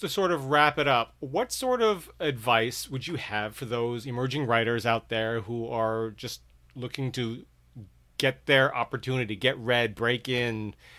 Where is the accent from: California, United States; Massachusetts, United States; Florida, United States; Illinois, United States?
Massachusetts, United States; Martha's Vineyard; I am from Martha's Vineyard, which is more like reform than reform.